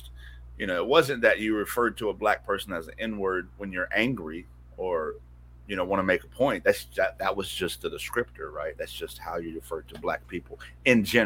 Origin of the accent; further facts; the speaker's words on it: Western North Carolina, United States; I'm from Western North Carolina, and there's a lot of small towns in Western North Carolina